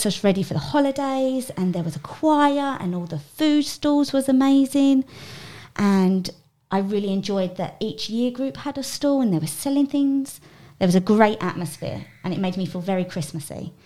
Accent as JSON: {"language": "English", "region": "South East England", "country": "United Kingdom", "moved": "yes", "said": "I am from England, and I live in a place called Kent in England."}